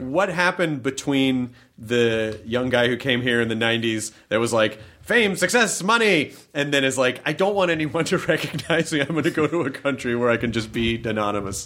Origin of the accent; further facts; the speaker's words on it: Tennessee, United States; my home state of Tennessee, not my home city, but my home state